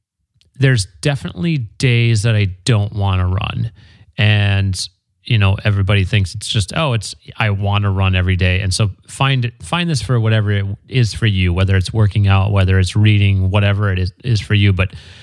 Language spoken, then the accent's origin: English; Green Bay, Wisconsin, United States; now in Marina Del Rey, United States; Green Bay, Wisconsin.